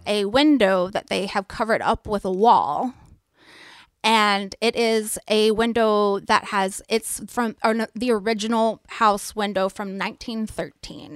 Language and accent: English; East Tennessee, United States; I'm from East Tennessee